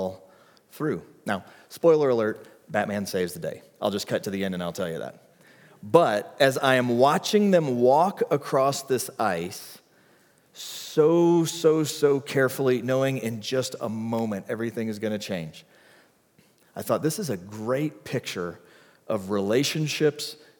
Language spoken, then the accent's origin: English; the South, United States; growing up in the South